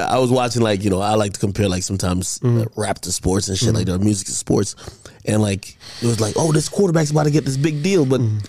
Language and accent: English; Jamaica; I'm Jamaican, so like I come from watching reggae and dancehall.